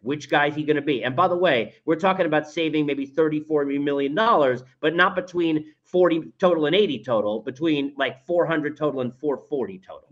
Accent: New York, United States; moved away as an adult; now in Atlanta, United States; growing up in New York, and I'm in Atlanta now for eight years

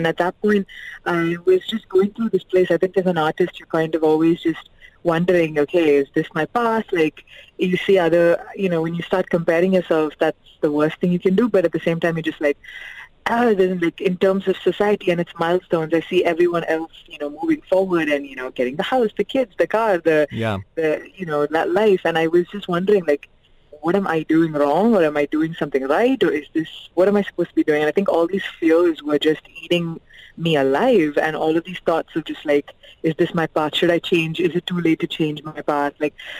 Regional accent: Dubai, United Arab Emirates; But growing up in Dubai, it was like a huge mix of cultures already being, you know, being a part of the, you know, the scene here.

